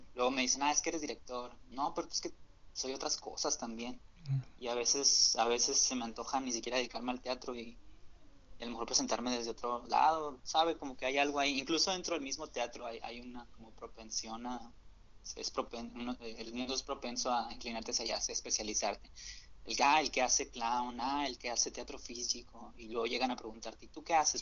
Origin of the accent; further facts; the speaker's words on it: Hermosillo, Sonora, Mexico; yo soy de Hermosillo, Sonora